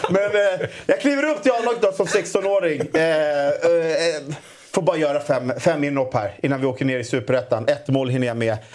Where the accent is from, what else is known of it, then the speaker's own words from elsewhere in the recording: Solna, Stockholm County, Sweden; born and raised i Solna är jag ju, så jag, jag kommer ju från AIKs ungdomsled.